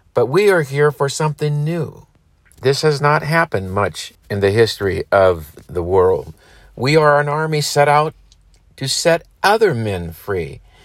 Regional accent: United States; we as Americans

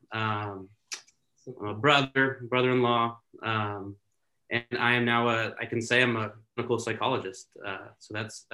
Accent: Santa Clarita, California, United States; moved away as an adult; also born or lived in Oregon; born and raised in Southern California in Santa Clarita

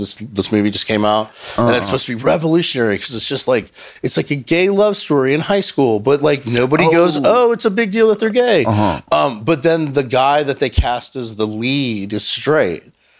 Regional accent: Louisiana, United States; born there; I was born in Louisiana. My mother's from Chile

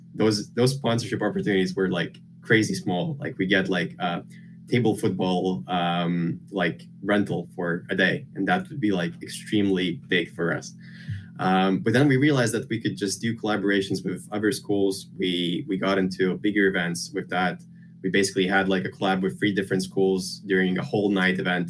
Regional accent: Lithuania; moved away as an adult; now in United Kingdom; I grew up in Lithuania. Uh, I've basically lived my whole life there near the capital.

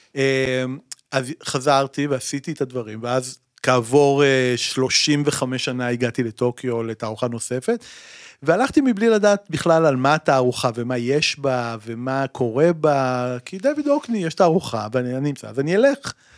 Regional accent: Tel Aviv, Tel Aviv District, Israel; אני עד היום גר בתל אביב, נולדתי בתל אביב

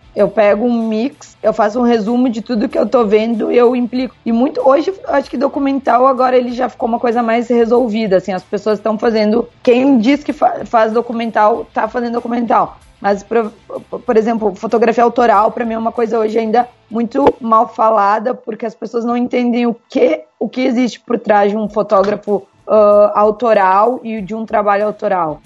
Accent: Parobé, Rio Grande do Sul, Brazil; also born or lived in Caxias do Sul, Rio Grande do Sul, Brazil; Eu sou natural de Caxias do Sul. Mas os meus pais, quando eu tinha oito anos, eles foram morar em Parobeca, uma cidadezinha bem menor

